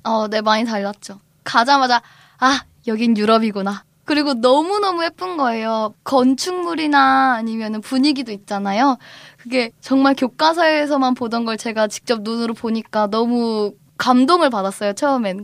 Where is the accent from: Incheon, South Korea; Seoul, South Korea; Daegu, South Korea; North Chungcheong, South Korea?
North Chungcheong, South Korea; Cheongju; 제가 고향이 청주예요